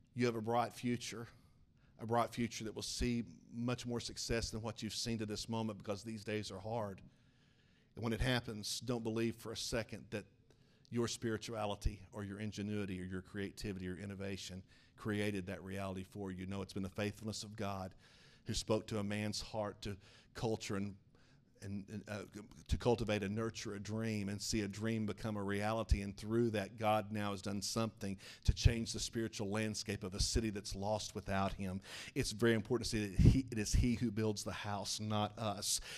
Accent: Oklahoma, United States; moved away; I'm a youth pastor back in my hometown of Oklahoma

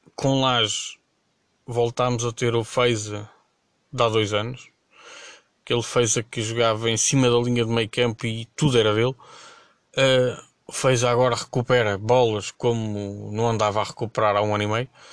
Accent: Azores, Portugal

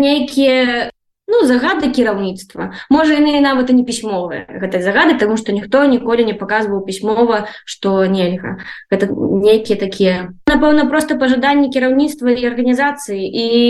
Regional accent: Belarus; now in Ukraine; я беларуска

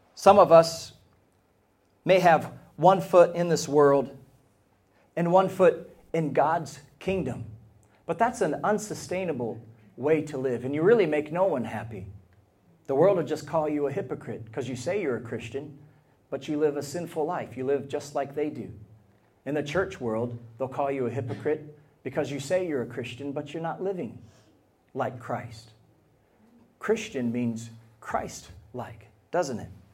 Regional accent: United States; now in Ireland; As an American

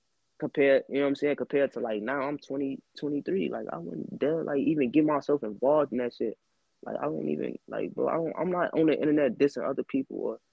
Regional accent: East Chicago, Indiana, United States; I'm from EC, so it's only, like, two neighborhoods that really beef with each other, and that's Harbor and West

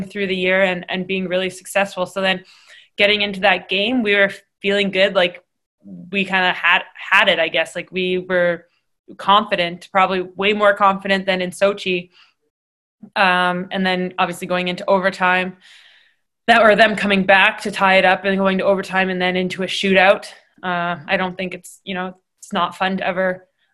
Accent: Canada; being Canadian

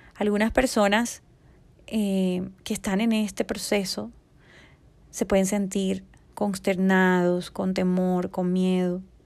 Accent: Colombia; aquí en mi país, Colombia

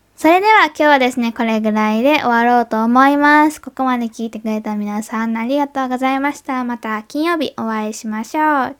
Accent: Kobe, Hyogo, Japan; also born or lived in Osaka / Munich; now in Tokyo, Japan; 私が住んでた大阪とか生まれ育った神戸

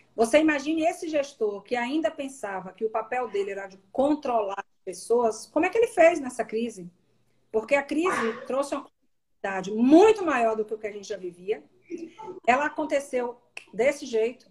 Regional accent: Salvador, Bahia, Brazil; moved away; eu sou baiana, sou natural de Salvador

